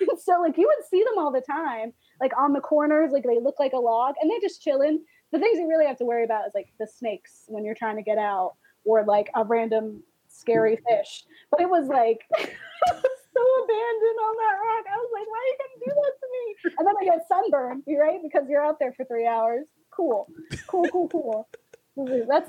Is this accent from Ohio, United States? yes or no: no; Florida, United States; Yeah. Speaking of wild animals, I'm from Florida.